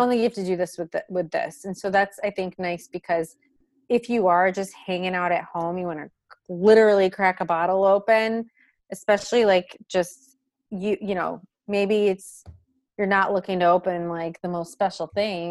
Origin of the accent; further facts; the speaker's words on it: Michigan, United States; I'm from Michigan